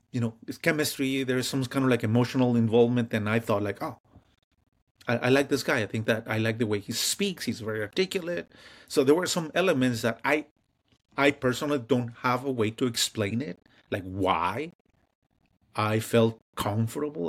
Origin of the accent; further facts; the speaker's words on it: Mexico; moved away; growing up in Mexico